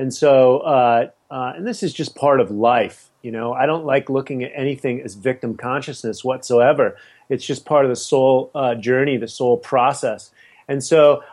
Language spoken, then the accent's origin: English; San Francisco, California, United States; I grew up in the Haight-Ashbury in the 60s